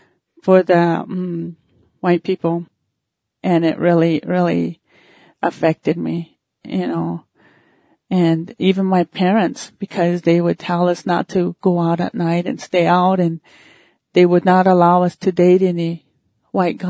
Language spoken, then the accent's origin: English; Thunder Butte, South Dakota, United States; also born or lived in Dupree, South Dakota; When I was a little girl, we grew up in a little Indian village down in Thunder Butte